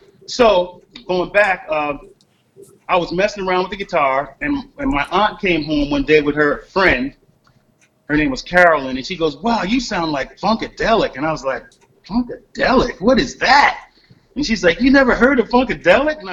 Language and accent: English; Long Branch, New Jersey, United States; also born or lived in Red Bank, New Jersey / Asbury Park, New Jersey / Tinton Falls, New Jersey; now in Arcadia, United States; growing up in New Jersey